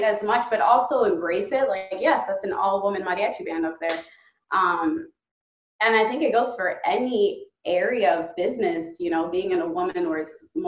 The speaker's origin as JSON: {"language": "English", "country": "United States", "tie": "born or raised there", "said": "growing up in the United States"}